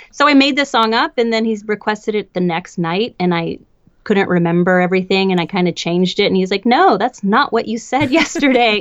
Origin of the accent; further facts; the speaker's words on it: Portland, Oregon, United States; now in Los Angeles, United States; I grew up in Portland, Oregon